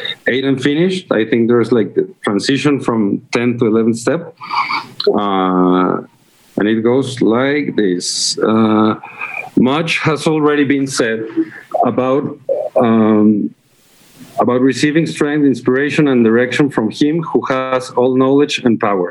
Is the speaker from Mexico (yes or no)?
yes; Mexico; I'm from Mexico